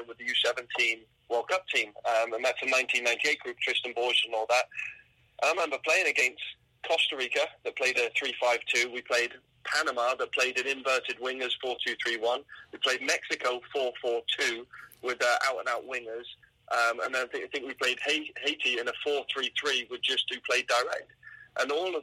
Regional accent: England, United Kingdom; now in Canada; I grew up in England

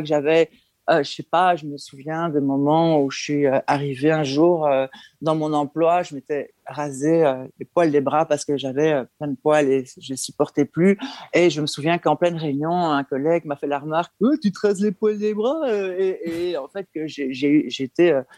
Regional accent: Belgium; je suis belge, hein, je vis en Belgique

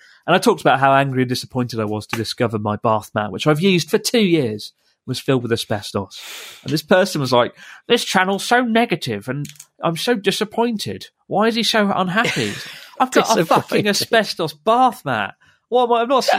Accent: United Kingdom; accent: British; now in Japan; I had a guy called Ivan who was angry at my British accent.

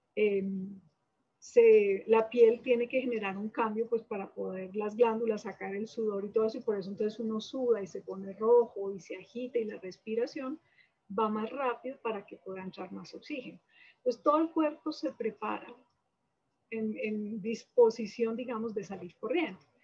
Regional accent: Manizales, Caldas, Colombia; moved away as an adult; now in Bogotá, Colombia; yo soy de Manizales, eh, estudié medicina en la Universidad de Caldas y después vine a Bogotá

